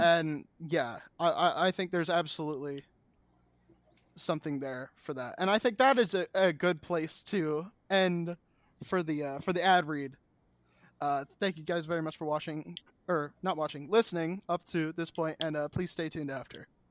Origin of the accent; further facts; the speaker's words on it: United States; I'm an American.